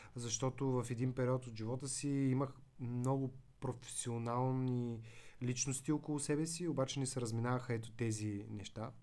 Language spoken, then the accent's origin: Bulgarian; Veliko Tarnovo, Veliko Tarnovo Province, Bulgaria; moved away; also born or lived in Svishtov / United States; аз съм от Велико Търново